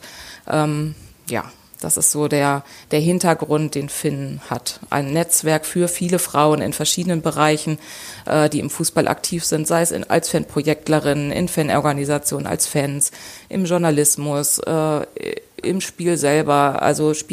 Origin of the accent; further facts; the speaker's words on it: Lower Saxony, Germany; born there; now in Dortmund, Germany; ich bin 42 Jahre alt, ähm, eigentlich gebürtige Niedersachsen, wohne aber seit vielen Jahren in Dortmund